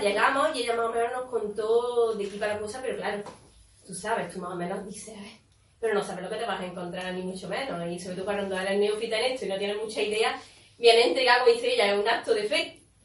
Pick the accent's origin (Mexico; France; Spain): Spain; Córdoba, Andalusia; now in Estepona, Spain; yo soy de Córdoba y aquí a Estepona